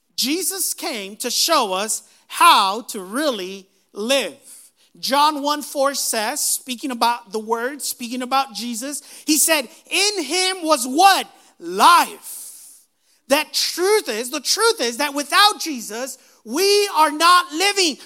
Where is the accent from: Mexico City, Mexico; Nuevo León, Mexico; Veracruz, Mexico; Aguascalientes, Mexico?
Aguascalientes, Mexico; we were all born in the city of Aguascalientes, Mexico